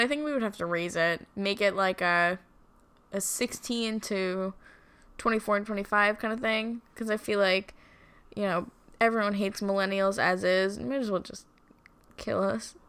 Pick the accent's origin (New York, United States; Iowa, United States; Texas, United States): New York, United States; Long Island; We're just trash from Long Island